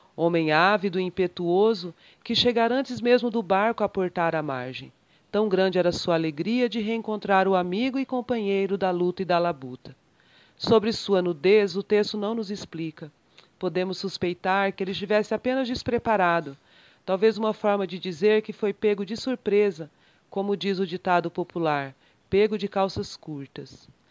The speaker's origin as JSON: {"language": "Portuguese", "region": "Mato Grosso do Sul", "country": "Brazil", "tie": "born or raised there", "also_born_or_lived": "São Paulo / Dourados", "said": "Nascida em São Paulo, por acaso, mas criada em criada, educada e, e vivida em Mato Grosso do Sul, centro-oeste brasileiro, hoje na, morando em Dourados"}